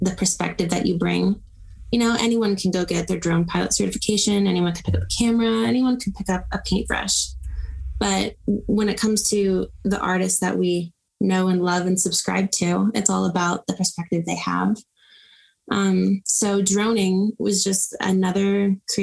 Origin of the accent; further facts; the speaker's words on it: Texas, United States; I'm from Texas.